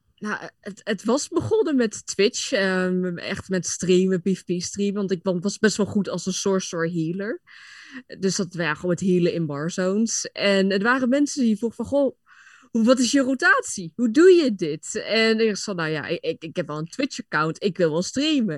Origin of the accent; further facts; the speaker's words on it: near Apeldoorn, Gelderland, Netherlands; Ik kom uit de buurt van Apeldoorn